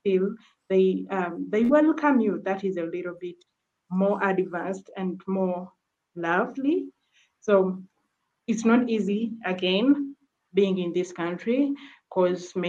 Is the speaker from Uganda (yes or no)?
yes; Uganda; also born or lived in Kakuma refugee camp, Kenya; now in Kakuma, Kenya; I came from Uganda